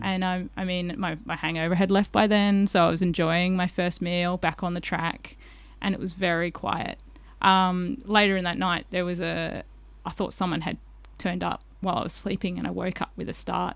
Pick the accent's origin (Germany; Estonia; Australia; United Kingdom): Australia; Collie, Western Australia; I did a little bit of growing up in Collie, so I knew that area quite well